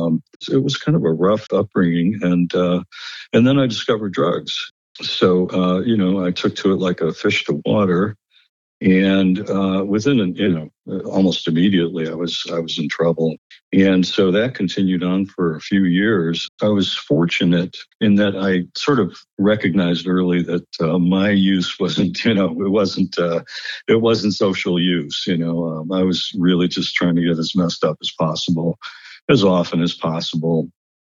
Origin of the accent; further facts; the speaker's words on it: Lakewood, United States; It started off, I think, with growing up in Lakewood in a somewhat dysfunctional family.